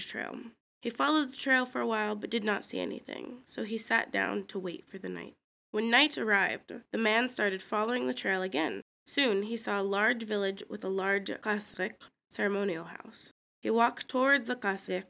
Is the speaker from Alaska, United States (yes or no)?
yes; Kodiak, Alaska, United States; also born or lived in Afognak; I was born and raised in Kodiak